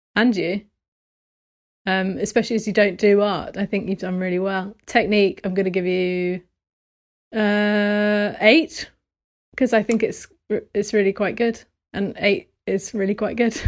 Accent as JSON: {"language": "English", "region": "London", "country": "United Kingdom", "tie": "born or raised there", "moved": "as an adult", "lives_now": "Essex, United Kingdom", "said": "I grew up in near Swiss Cottage"}